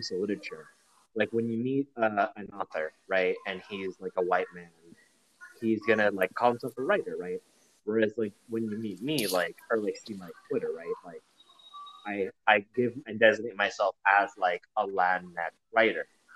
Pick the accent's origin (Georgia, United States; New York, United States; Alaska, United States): Georgia, United States; I'm a Georgian.